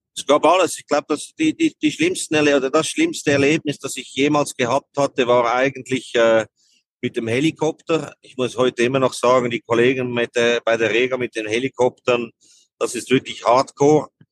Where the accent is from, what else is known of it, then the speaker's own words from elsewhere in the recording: Switzerland; bei uns in der Schweiz